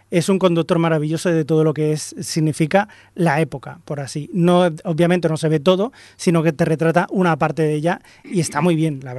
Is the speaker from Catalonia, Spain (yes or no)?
yes; Barcelona, Catalonia, Spain; aquí Mirindo y yo somos de Barcelona.